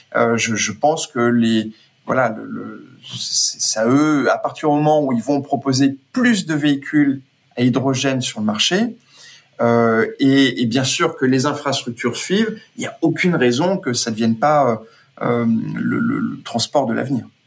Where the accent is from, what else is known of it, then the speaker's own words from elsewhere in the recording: Brazil; moved away; j'ai passé toute mon enfance au Brésil